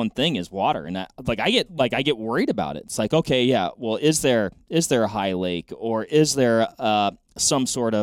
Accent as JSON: {"language": "English", "region": "West Coast", "country": "United States", "tie": "born or raised there", "said": "I grew up in the West Coast"}